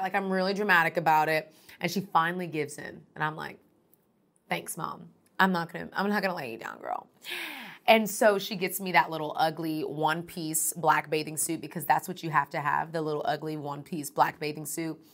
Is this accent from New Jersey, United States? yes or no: no; Houston, Texas, United States; moved away as an adult; now in Atlanta, United States; I'm originally from Houston, Texas